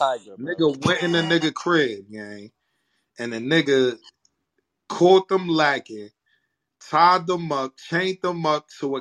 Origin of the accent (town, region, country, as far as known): New York City, New York, United States